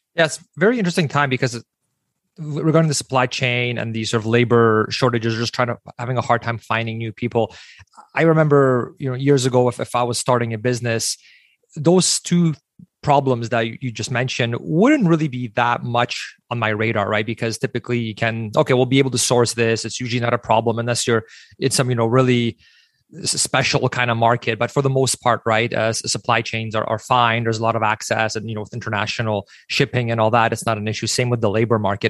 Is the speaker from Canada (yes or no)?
yes; Canada; we as Canadian small business owners